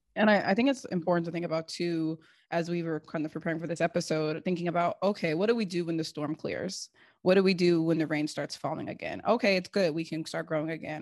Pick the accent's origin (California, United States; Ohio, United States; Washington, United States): Washington, United States; Seattle; moved away; also born or lived in East Coast, United States; growing up in Seattle, it was like, if you're not sorting your compost correctly